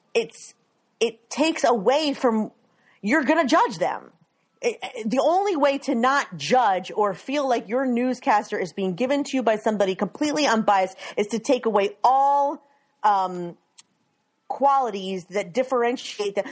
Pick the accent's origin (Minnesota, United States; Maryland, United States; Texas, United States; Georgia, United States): Maryland, United States; now in Philadelphia area, United States; I grew up in Maryland and now I live near Philly